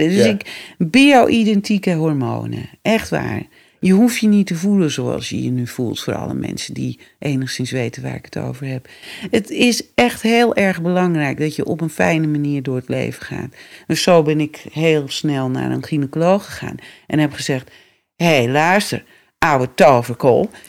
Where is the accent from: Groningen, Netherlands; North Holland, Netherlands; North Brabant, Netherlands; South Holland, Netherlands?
North Holland, Netherlands; West Friesland; accent: West Frisian; moved away; also born or lived in Amsterdam; West-Friesland. Mijn moeder is van boven Karspel. Oh, grappig. Dus ik spreek ook gewoon West-Fries hoor.